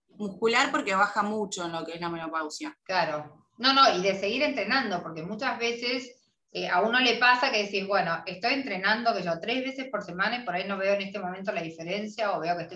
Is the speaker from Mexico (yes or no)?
no; Argentina